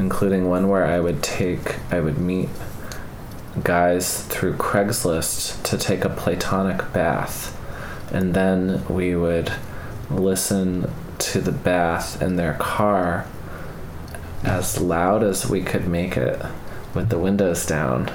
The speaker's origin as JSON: {"language": "English", "town": "Albuquerque", "region": "New Mexico", "country": "United States", "tie": "born or raised there", "moved": "yes", "said": "I grew up in Albuquerque"}